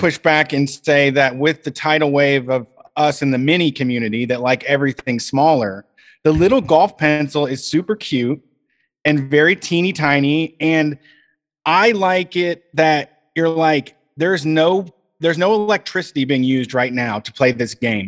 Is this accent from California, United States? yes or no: no; Reynoldsburg, Ohio, United States; in my hometown in Reynoldsburg, the place closest to me didn't have screens